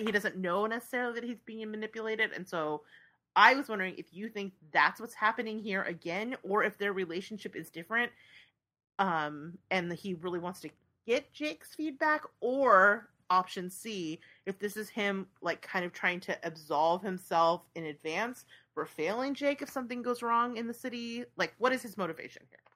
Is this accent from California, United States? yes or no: yes; San Francisco Bay Area, California, United States; I grew up near the Bay Bridge